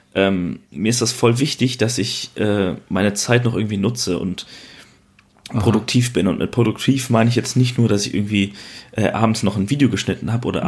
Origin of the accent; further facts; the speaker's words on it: Waldbröl, North Rhine-Westphalia, Germany; in meiner Heimat ähm, gibt es quasi nichts, was spannend ist. Ne? Also im wunderschönen Waldbrüll